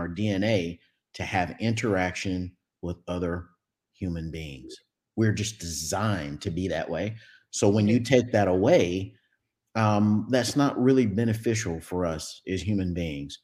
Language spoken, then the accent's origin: English; Dallas, Texas, United States; I'm from Texas, folks, Dallas-Fort Worth, Texas, Metroplex area.